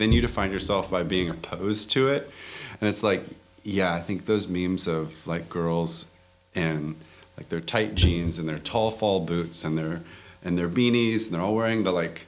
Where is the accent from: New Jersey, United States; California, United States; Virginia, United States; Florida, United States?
California, United States; Sacramento; also born or lived in Bay Area; born and raised in Sacramento